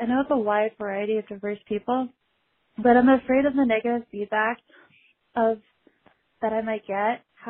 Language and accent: English; Navajo Nation, United States; Hi, I'm Native American Navajo, turning 24 soon